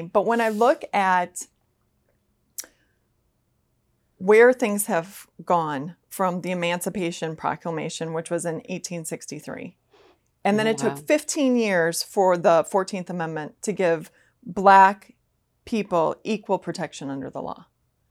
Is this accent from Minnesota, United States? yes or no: yes; Minnesota, United States; Now, I'm from Minnesota, and I have come to find that I live in a bit of a bubble.